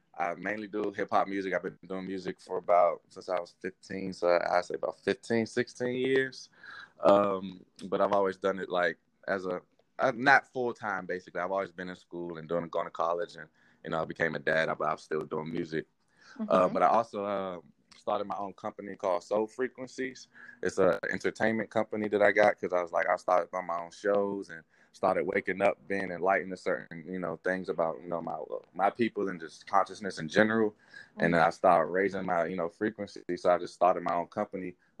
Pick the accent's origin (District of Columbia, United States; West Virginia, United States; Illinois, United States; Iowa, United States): District of Columbia, United States; Washington; now in Dallas, United States; I'm originally from DC